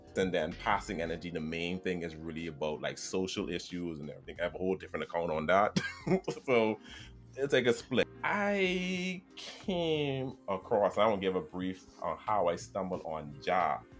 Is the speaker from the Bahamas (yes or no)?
yes; Bahamas; I'm from the Bahamas. Born, raised.